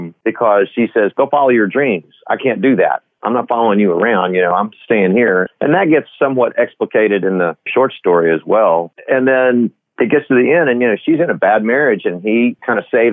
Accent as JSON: {"language": "English", "town": "Del Rio", "region": "Texas", "country": "United States", "tie": "born or raised there", "said": "I was born and raised in Del Rio, Texas"}